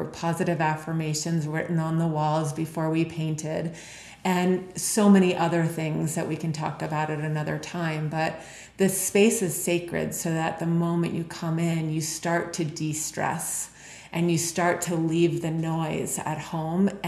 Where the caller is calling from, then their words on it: Park City, Utah, United States; I'm calling in from Heart Space right now, and out my window is Park City Mountain Resort